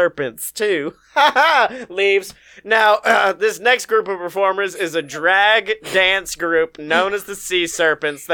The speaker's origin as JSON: {"language": "English", "region": "Alabama", "country": "United States", "tie": "born or raised there", "said": "my home state"}